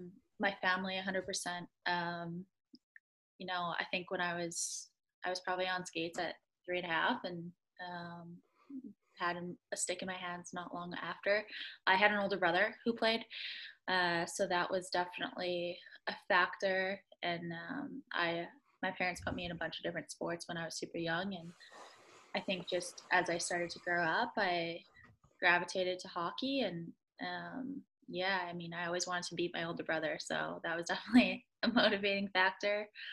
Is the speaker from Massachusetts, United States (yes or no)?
yes; Boston, Massachusetts, United States; I'm from Boston. I got to know that, so.